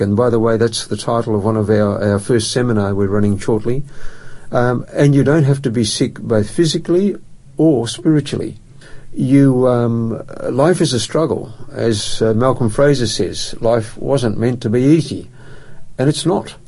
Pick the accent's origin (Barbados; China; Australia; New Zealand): Australia; Perth, Western Australia; moved away as an adult; now in Adelaide, Australia; I grew up in Perth, and uh, Perth is my home